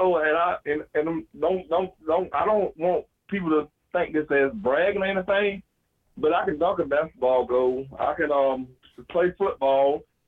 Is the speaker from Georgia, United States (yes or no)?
yes; Bainbridge, Georgia, United States; I'm from Bainbridge, Georgia. You know, a small town, Bainbridge